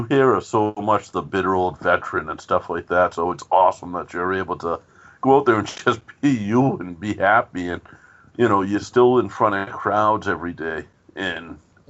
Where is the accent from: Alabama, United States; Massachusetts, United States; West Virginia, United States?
Massachusetts, United States; Boston; Me and Joe grew up in a town. We grew up in South Boston, Massachusetts